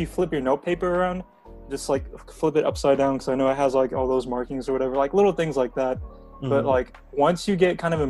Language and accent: English; Texas, United States; first language Korean; English is a second language; also born or lived in Dallas; grew up in Texas most of my life